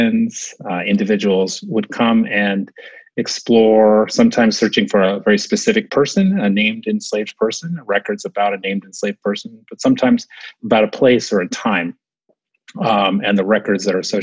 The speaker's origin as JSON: {"language": "English", "region": "Southern California", "country": "United States", "tie": "born or raised there", "also_born_or_lived": "New Jersey", "moved": "as an adult", "lives_now": "Maryland, United States", "said": "I grew up in Southern California"}